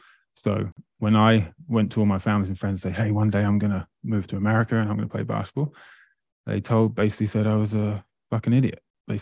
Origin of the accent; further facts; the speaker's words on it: Great Yarmouth, East of England, United Kingdom; now in Nova Scotia, Canada; Not quite. I'm actually from Great Yarmouth in England, but I live in Nova Scotia right now.